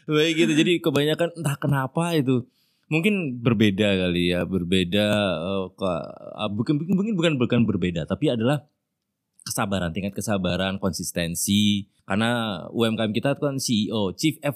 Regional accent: Pontianak, West Kalimantan, Indonesia; also born or lived in Jayapura / Denpasar; Saya anak daerah, saya gede di Pontianak

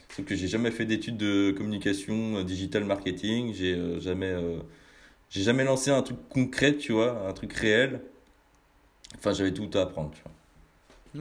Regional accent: Rennes, Brittany, France; je viens pas de Paname, mais plus, euh, mais plus de, de Bretagne je viens du, côté de, Rennes

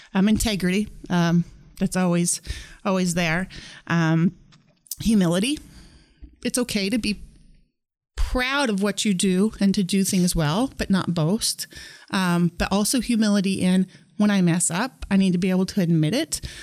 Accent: Norton, Kansas, United States; I grew up in Norton, Kansas, in Northwest Kansas

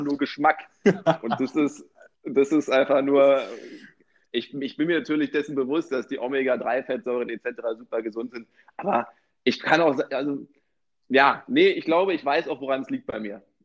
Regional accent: Berlin, Germany; ich bin ja gebürtiger äh, Berliner

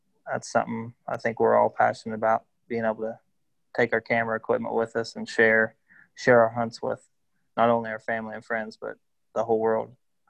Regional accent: West Virginia, United States; I'm from West Virginia, born and raised real close to Ohio

